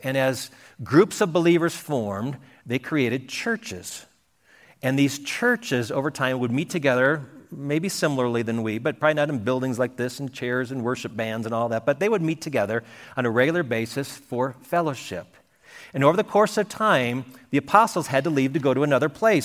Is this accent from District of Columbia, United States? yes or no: no; Wisconsin, United States; moved away; I grew up in Wisconsin, and we could see cows on farms all over the place, but never sheep